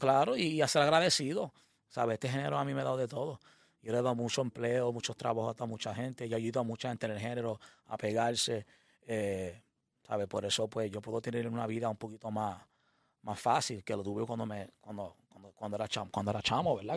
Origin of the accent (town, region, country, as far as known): Puerto Rico